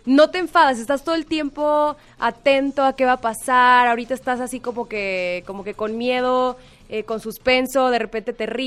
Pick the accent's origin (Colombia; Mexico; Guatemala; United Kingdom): Mexico; nuestra directora es argentina y yo soy mexicana.